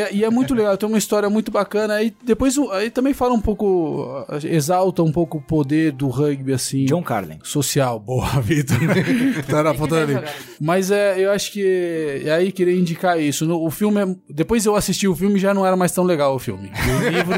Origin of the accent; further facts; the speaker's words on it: São José dos Campos, São Paulo, Brazil; sou de São José dos Campos, lá tinha um rugby é, bastante fervoroso ali nas, nas categorias de base